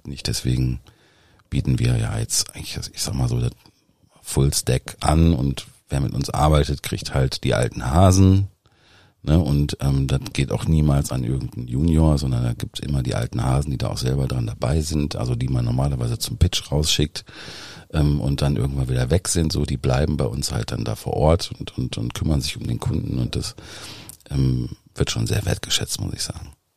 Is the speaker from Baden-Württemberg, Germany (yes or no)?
no; Dinslaken, North Rhine-Westphalia, Germany; moved away; also born or lived in Düsseldorf / Berlin; Eigentlich komme ich ähm, aus Dienstlaken, also aus dem Dreiländereck zwischen Niederrhein, Ruhrgebiet und Rheinland